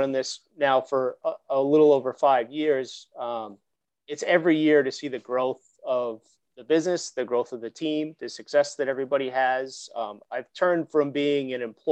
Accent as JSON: {"language": "English", "town": "Woburn", "region": "Massachusetts", "country": "United States", "tie": "born or raised there", "said": "I grew up in Woburn, Mass."}